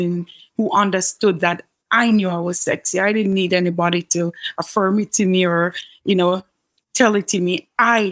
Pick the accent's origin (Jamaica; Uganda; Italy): Jamaica; Kingston; I grew up in a middle-class home here in Kingston, Jamaica.